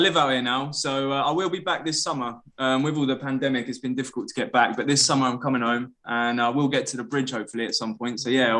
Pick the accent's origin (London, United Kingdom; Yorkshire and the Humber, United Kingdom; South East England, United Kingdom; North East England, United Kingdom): South East England, United Kingdom; Hastings; moved away as an adult; now in Brazil; I'm from Hastings